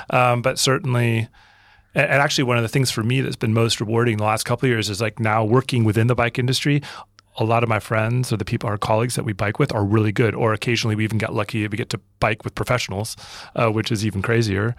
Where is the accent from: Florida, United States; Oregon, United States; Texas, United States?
Oregon, United States; moved away as an adult; also born or lived in San Diego / New York; I grew up in Oregon.